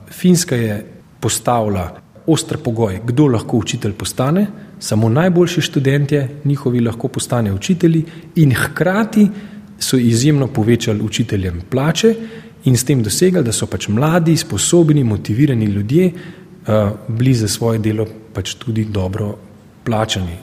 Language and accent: Slovenian; Slovenia; Jaz tudi znam govoriti slovensko, se sem rojen v Sloveniji